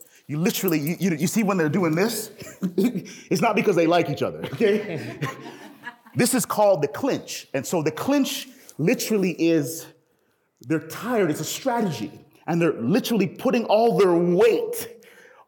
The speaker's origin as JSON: {"language": "English", "town": "Toronto", "region": "Ontario", "country": "Canada", "tie": "born or raised there", "said": "I'm from Toronto, and I remember growing up in the hood"}